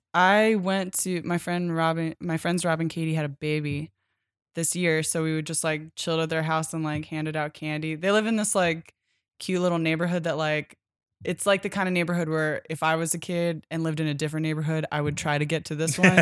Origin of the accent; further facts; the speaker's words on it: Pennsylvania, United States; I'm from Pennsylvania